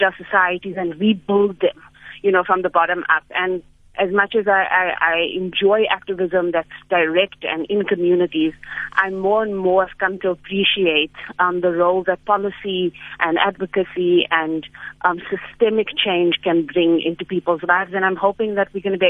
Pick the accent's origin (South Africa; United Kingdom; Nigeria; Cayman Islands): South Africa; Johannesburg, Gauteng; also born or lived in United States; I grew up in El Dorado Park